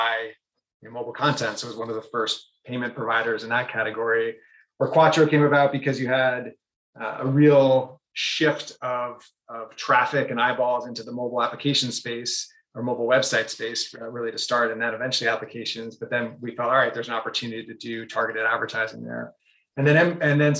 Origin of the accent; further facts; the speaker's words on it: Brookline, Massachusetts, United States; moved away as an adult; also born or lived in San Francisco / New York City / New Hampshire; I grew up in Brookline, so just outside of Boston